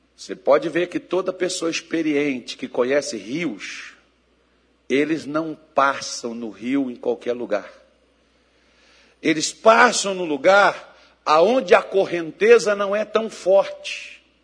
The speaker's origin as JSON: {"language": "Portuguese", "country": "Brazil", "said": "eu sou brasileiro e além de brasileiro, eu sou crente"}